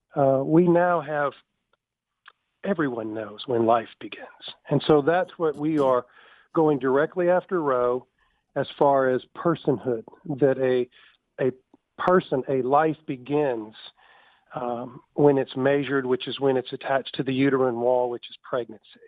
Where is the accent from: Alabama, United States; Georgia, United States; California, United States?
Alabama, United States; Tuscaloosa; my hometown